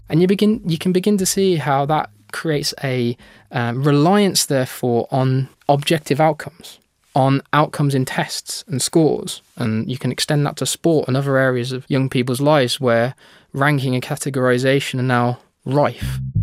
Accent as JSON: {"language": "English", "country": "United Kingdom", "said": "in my home country, the United Kingdom"}